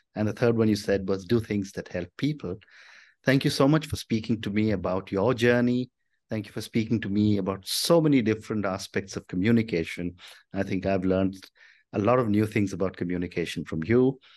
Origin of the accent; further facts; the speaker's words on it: India; speaking as an Indian